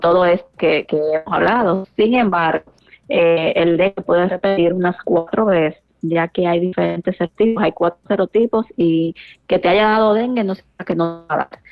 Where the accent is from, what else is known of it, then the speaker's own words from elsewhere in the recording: San Francisco de Macorís, Duarte, Dominican Republic; yo soy de San Francisco de Macorís.